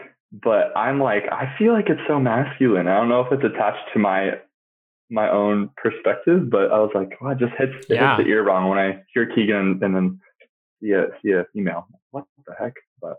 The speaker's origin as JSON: {"language": "English", "town": "Paso Robles", "region": "California", "country": "United States", "tie": "born or raised there"}